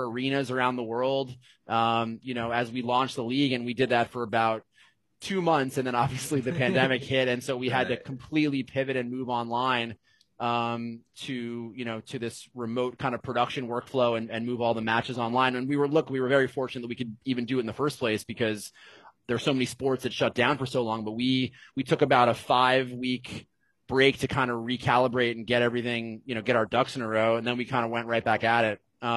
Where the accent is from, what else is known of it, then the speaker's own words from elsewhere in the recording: Cincinnati, Ohio, United States; moved away as an adult; also born or lived in Evanston, Illinois; now in Los Angeles, United States; I'm from Cincinnati, Ohio